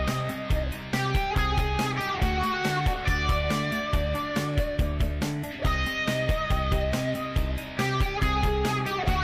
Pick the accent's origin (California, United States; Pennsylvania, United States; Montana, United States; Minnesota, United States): Montana, United States; growing up in Montana